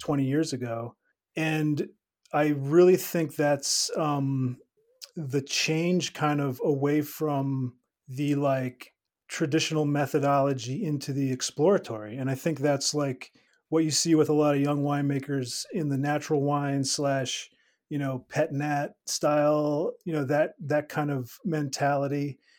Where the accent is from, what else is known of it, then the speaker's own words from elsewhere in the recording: Pennsylvania, United States; moved away as an adult; also born or lived in New Mexico / Finger Lakes, New York; came back to the East Coast where I grew up in Pennsylvania